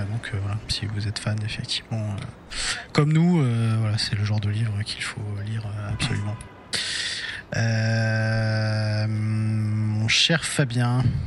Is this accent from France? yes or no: yes; France; on est français